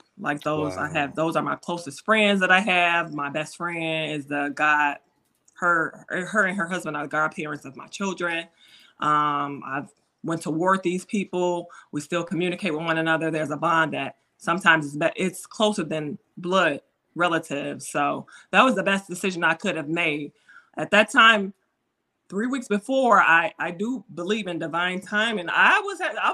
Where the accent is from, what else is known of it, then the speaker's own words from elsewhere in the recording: Chicago Heights, Illinois, United States; we grew up in Chicago Heights in the hood